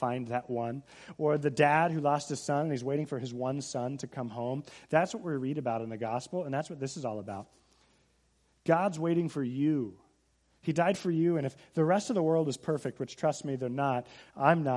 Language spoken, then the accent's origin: English; Seattle, Washington, United States; I'm from Seattle area, and we got to look at Mount Rainier.